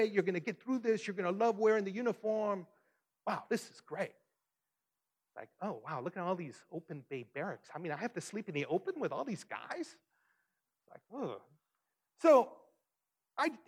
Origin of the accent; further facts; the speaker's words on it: Detroit, Michigan, United States; growing up in Detroit, I was on one side of 8 Mile